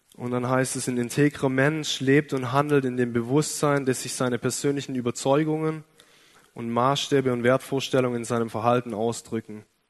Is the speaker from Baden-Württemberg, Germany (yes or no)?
yes; Ostfildern, Baden-Württemberg, Germany; Ich komme aus Ostfildern, bin ein echter Schwabe, bin in einem christlichen Elternhaus aufgewachsen